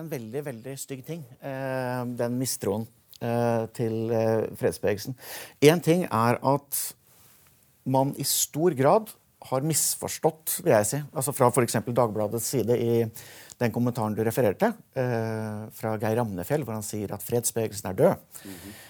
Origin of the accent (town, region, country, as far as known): Norway